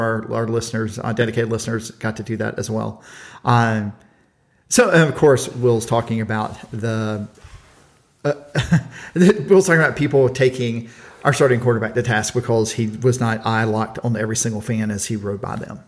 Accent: Pierce County, Georgia, United States; I am from Pierce County, Georgia

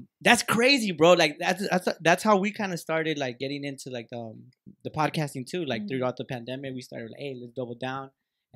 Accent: Acapulco, Guerrero, Mexico; I'm from Acapulco

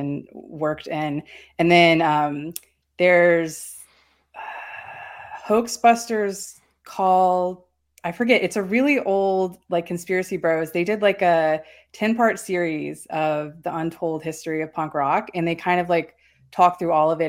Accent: North Carolina, United States; moved away; I'm from North Carolina.

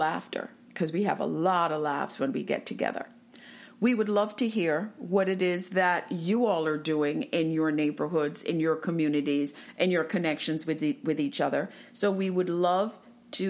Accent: Jamaica; I am from Jamaica

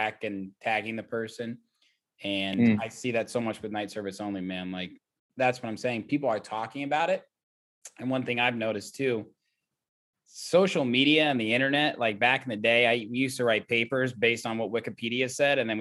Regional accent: Indianapolis, Indiana, United States; my hometown of Indianapolis.

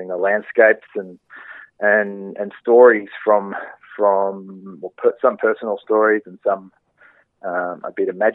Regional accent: Donald, Victoria, Australia; now in Melbourne, Australia; I grew up in the Wimmera Mallee region of Victoria, closer to the Mallee, a place called Donald, and on a farm there.

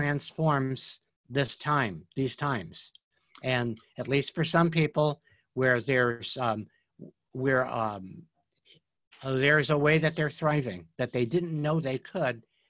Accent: New York, United States; I grew up in New York

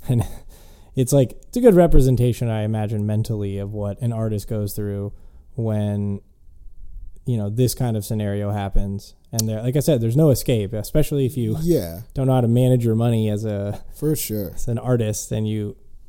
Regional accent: Florida, United States; born there; people that are like, I was born in Florida, but I don't, there's no, you know, identity that you have that relates to the state itself.

